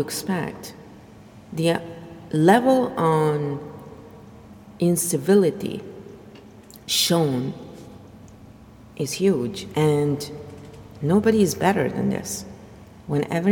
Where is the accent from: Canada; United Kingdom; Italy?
Italy; Verona, Veneto; moved away; I'm Italian, and I'm nothing like the Romans. So, in fact, I'm not Roman at all. I'm from Verona